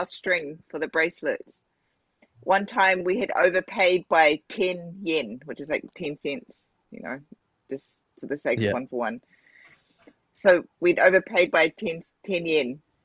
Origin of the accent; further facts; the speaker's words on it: New Zealand; now in Japan; I come obviously from New Zealand. I'm Maori